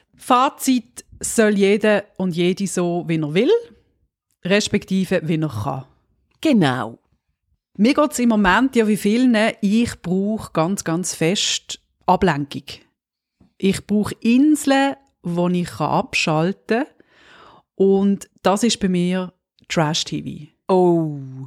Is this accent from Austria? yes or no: no; Switzerland; uns als Schweizer